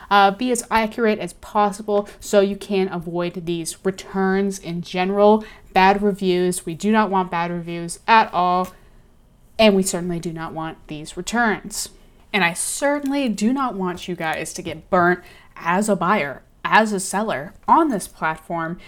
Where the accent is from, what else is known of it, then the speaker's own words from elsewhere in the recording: Austin, Texas, United States; Love Austin. It's my hometown